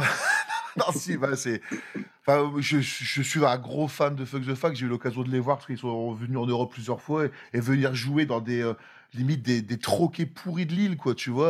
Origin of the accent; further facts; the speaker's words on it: near Lille, Hauts-de-France, France; on est euh, de France, du nord de la France, à côté de Lille